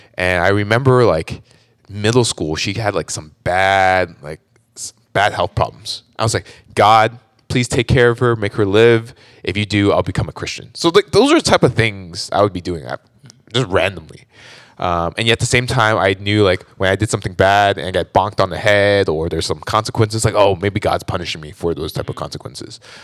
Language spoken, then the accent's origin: English; Orange County, California, United States; born and raised in Orange County, actually.